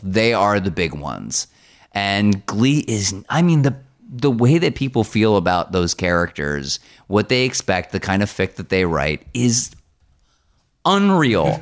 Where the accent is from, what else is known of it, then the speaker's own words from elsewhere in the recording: New Jersey, United States; I grew up in New Jersey